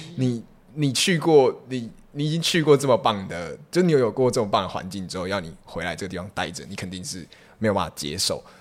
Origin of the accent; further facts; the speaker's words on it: Taiwan; also born or lived in Kaohsiung / Taipei; 我就在这里长大